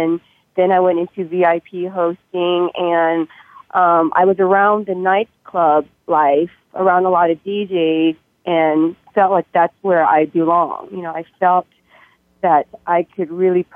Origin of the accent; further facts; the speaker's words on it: Stockton, California, United States; also born or lived in Thailand; now in Las Vegas, United States; originally I was born in Thailand, but I came to the States when I was 3 years old, pretty much raised in California, Northern California, Stockton area